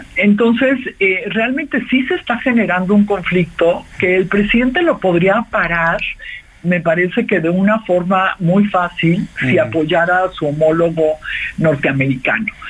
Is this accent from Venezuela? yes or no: no; Mexico; somos los mexicanos